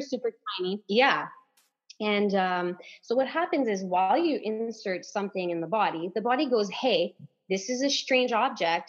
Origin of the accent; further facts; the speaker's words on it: Timmins, Ontario, Canada; accent: French; first language French; English is a second language; moved away as an adult; now in Barrie, Canada; I'm French